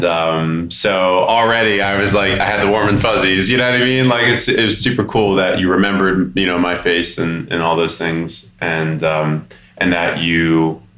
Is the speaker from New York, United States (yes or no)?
no; Denver, Colorado, United States; I'm from Denver